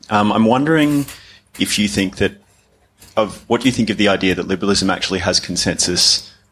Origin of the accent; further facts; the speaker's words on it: Australia; moved away; in my home country in Australia